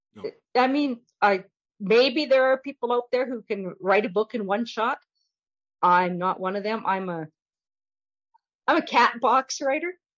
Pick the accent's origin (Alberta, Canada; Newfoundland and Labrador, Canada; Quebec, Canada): Alberta, Canada; Fox Creek; I grew up in Fox Creek, which is halfway between Whitecourt and Valley View. 150 miles northwest of Edmonton